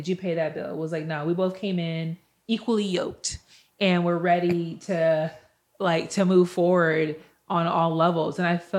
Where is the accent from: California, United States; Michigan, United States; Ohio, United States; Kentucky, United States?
California, United States; Benicia; Benicia, California.